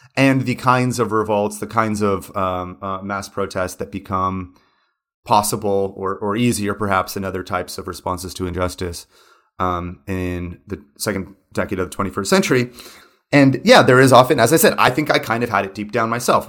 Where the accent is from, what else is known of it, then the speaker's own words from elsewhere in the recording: United States; moved away; also born or lived in São Paulo; an American who grew up in the nineties